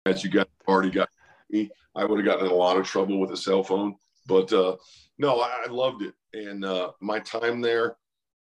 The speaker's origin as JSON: {"language": "English", "town": "Newton", "region": "Iowa", "country": "United States", "tie": "born or raised there", "said": "I loved growing up in Newton"}